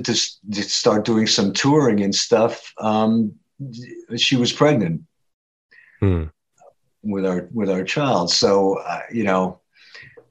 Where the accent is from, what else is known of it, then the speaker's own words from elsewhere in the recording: Haledon, New Jersey, United States; In Hailden, New Jersey. This is a, you know, I'd say a blue collar community verging on suburb now, outside of Paterson, New Jersey